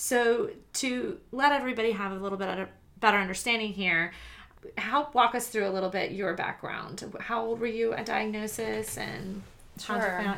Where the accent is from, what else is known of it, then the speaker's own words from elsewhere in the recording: Savannah, Georgia, United States; I came from Savannah, Georgia, and a lot of people were having to fight the hurricane